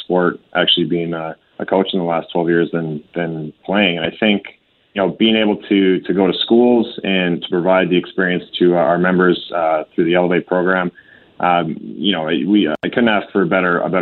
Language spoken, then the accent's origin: English; Calgary, Alberta, Canada; we'll always call Calgary home, and we're proud to be Calgarians